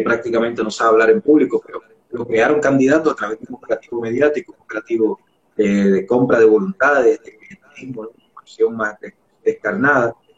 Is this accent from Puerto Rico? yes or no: yes; San Juan, Puerto Rico; also born or lived in San Francisco de Macorís, Dominican Republic; now in Ecuador; Me crié en Barrio Obrero, imagínate, que es un barrio